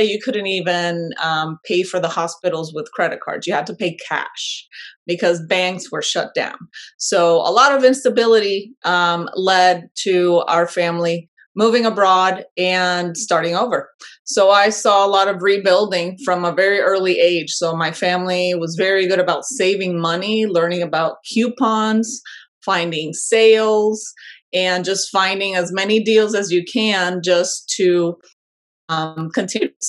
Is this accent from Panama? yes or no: yes; Panama; moved away as an adult; now in United States; I am originally from Panama, born and raised, and I moved abroad at an early age for a short period of time and then moved back to my home country.